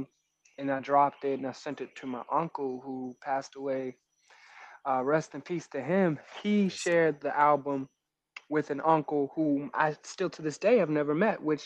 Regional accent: Montgomery County, Maryland, United States; also born or lived in New York / Virginia; But the DMV raised me. I grew up in Montgomery County.

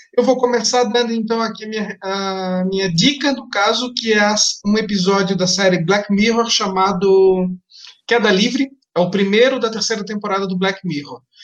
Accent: Blumenau, Santa Catarina, Brazil; de onde eu venho, de Blumenau, Santa Catarina

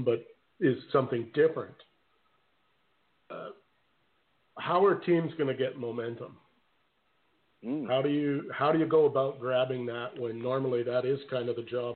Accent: Canada; being Canadian

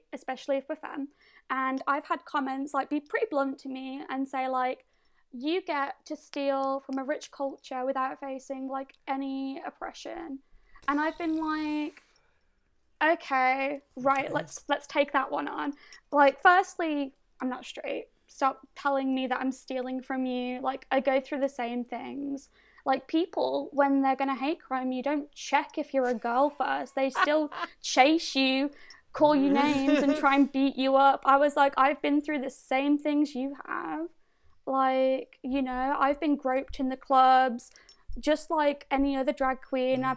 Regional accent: Birmingham, West Midlands, United Kingdom; where are you from? And I was like, Birmingham.

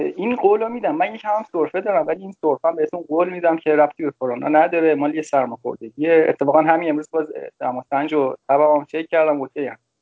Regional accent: Damavand, Tehran Province, Iran; من تهران متولد شدم ولی به خاطر کار پدرم رفتیم شهرستان دماوند

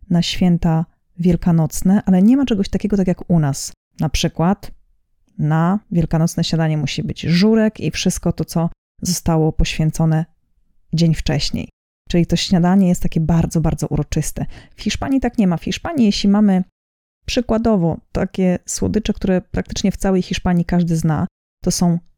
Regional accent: Poland; Ja pochodzę z regionu Polski, w którym po prostu mówiło się chodzić ze święconką, chodzić na święconkę, nikt nigdy nie miał z tym problemu.

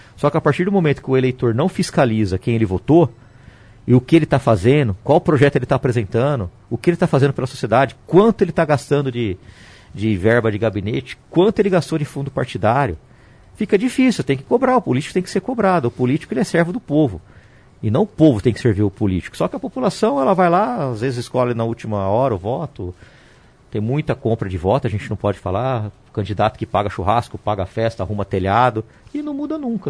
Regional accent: Ribeirão Preto, São Paulo, Brazil; Sou de Ribeirão Preto.

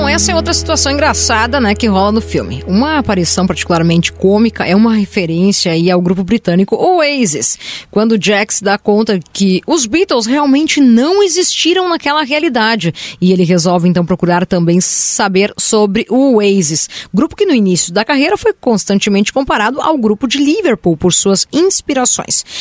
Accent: Rio Grande do Sul, Brazil; accent: gaúcho; meu sotaque gaúcho

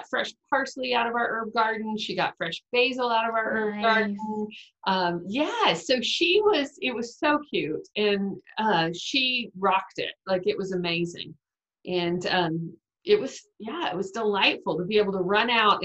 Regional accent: Texas, United States; now in Duluth, Georgia, United States; I'm originally from Texas, but quarantined in Duluth, Georgia, four states away.

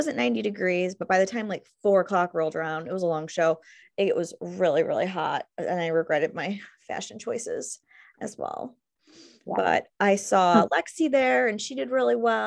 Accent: Greece, New York, United States; also born or lived in Brockport, New York; now in Gates, United States; I grew up in Greece. I went to Greece Athena.

